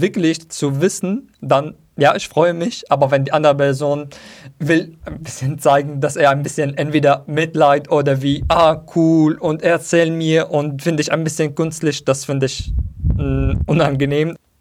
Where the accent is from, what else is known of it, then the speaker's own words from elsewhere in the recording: Syria; German is a second language; moved away as an adult; now in Berlin, Germany; Als ich in Syrien war, habe ich diesen Begriff verstanden. Heimat, ist es wo ich gewachsen bin, wo ich geboren bin.